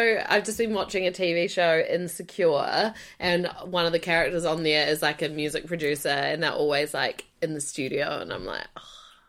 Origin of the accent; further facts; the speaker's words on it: Timaru, Canterbury, New Zealand; moved away; also born or lived in Sydney, Australia; When I moved back from Sydney, I lived home in Timaru for a year.